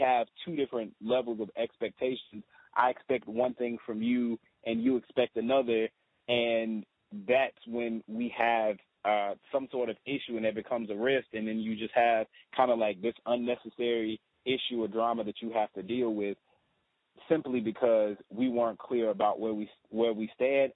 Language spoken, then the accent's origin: English; the South, United States; moved away as an adult; being a Southerner, being from the South